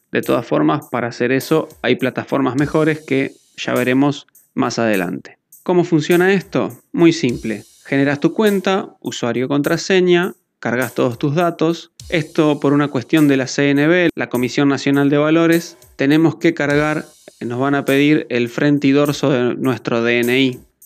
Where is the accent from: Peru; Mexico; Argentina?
Argentina; mi país que es Argentina